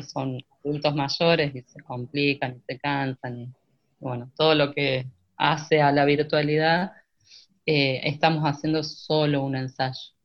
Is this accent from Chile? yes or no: no; Santa Rosa, La Pampa, Argentina; moved away as an adult; also born or lived in Córdoba, Argentina; yo nací en Santa Rosa, La Pampa, y en el 2001 me fui para Córdoba